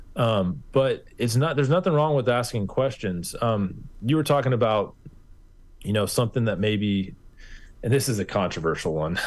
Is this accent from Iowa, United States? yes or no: no; Kansas, United States; I'm from Kansas, and we're pretty literal with our pronunciation